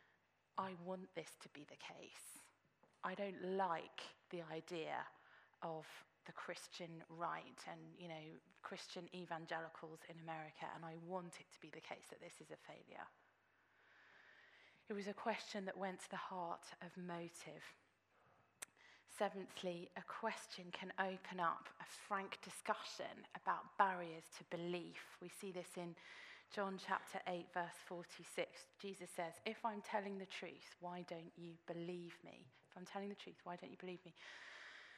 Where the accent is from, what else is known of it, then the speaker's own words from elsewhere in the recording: England, United Kingdom; we were being English